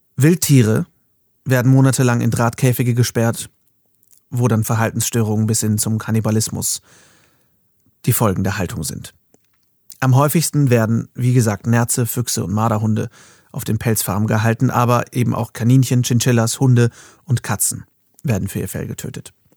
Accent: Germany; bei uns in Deutschland

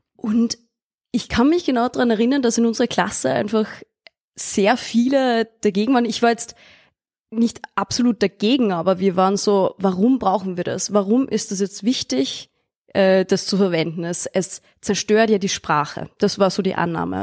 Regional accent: Austria; ich bin auf dem Land aufgewachsen, in Österreich und in einem kleinen Dorf

